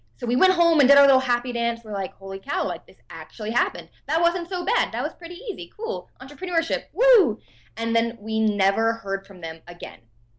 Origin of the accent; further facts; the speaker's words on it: Davidson, North Carolina, United States; But I'm from Davidson, North Carolina, which is a super, super tiny town.